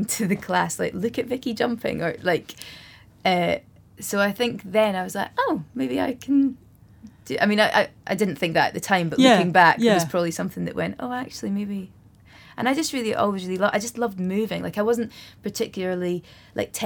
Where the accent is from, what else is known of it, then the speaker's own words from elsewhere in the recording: Scottish Borders, Scotland, United Kingdom; I grew up in the Scottish Borders